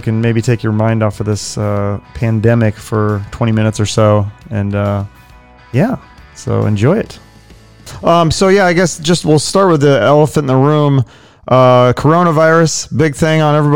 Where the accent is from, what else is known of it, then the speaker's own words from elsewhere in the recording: Washington, United States; now in Arizona, United States; I'm from Washington State, but I moved to Arizona